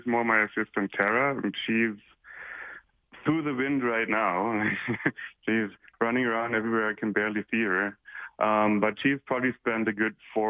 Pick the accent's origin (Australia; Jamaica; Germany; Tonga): Germany; now in Canada; growing up in Germany, in the summer, there would be every weekend some activity like this that people get together and just have a good time drinking really good beer